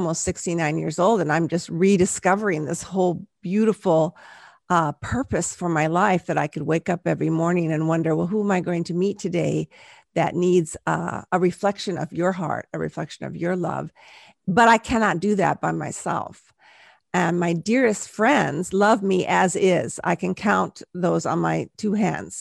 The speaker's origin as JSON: {"language": "English", "region": "Southern California", "country": "United States", "tie": "born or raised there", "lives_now": "Central Coast, California, United States", "said": "I grew up in Southern California"}